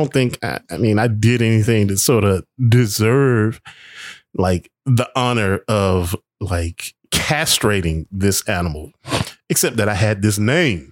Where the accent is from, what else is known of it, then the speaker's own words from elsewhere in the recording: United States; I am an American